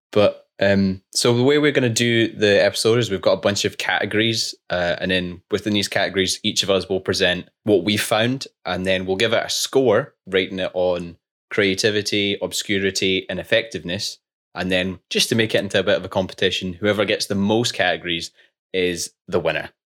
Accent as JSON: {"language": "English", "region": "Scotland", "country": "United Kingdom", "said": "We're two Scottish engineers that graduated during COVID"}